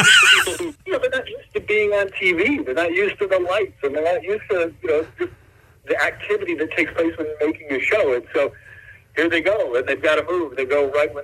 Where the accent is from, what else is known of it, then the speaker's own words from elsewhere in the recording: south of Detroit, Michigan, United States; I grew up south of Detroit, and now I'm just a little bit west of Detroit